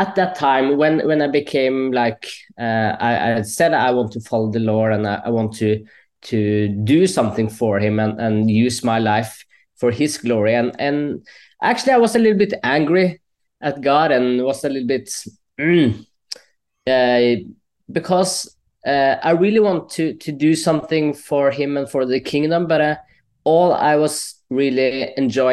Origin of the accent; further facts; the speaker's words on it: Stange, Innlandet, Norway; English is a second language; also born or lived in Colombia; I'm actually adopted from Colombia. So I got to Norway when I was around 2.5 years old. And then I was raised in a Christian family